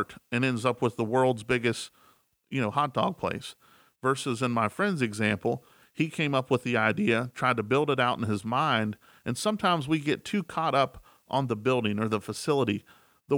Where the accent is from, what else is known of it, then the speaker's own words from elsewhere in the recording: Elkins, West Virginia, United States; the town we were in is a small town I grew up in Elkins, West Virginia.